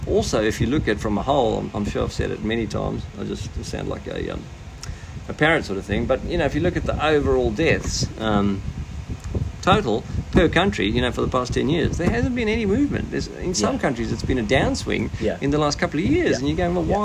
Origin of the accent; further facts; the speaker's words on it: South Africa; moved away; I grew up in Africa, as you know, South Africa.